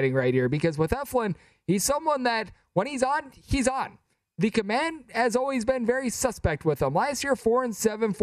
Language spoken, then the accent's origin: English; Wisconsin, United States; I am from Wisconsin